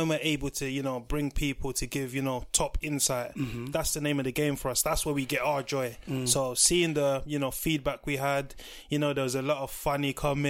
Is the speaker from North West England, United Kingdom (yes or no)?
no; London, United Kingdom; We're from South London.